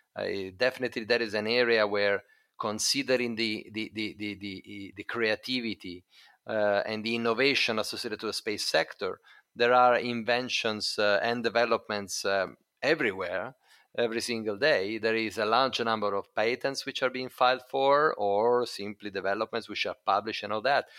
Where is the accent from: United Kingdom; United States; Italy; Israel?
Italy; Italy, my home country